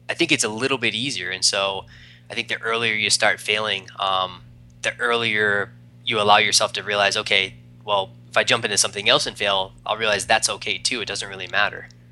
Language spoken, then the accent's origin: English; East Coast, United States; moved away as an adult; also born or lived in Arizona; I'm from the East Coast, moved out to Arizona